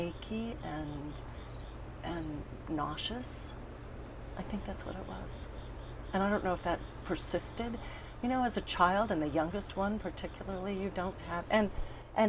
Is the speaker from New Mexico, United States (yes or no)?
no; Denver, Colorado, United States; moved away; also born or lived in New York; We grew up in southwest Denver, in a suburb